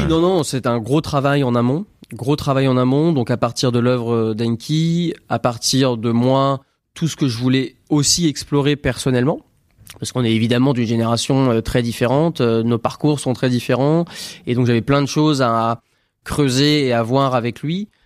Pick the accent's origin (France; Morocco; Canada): France; je suis né en France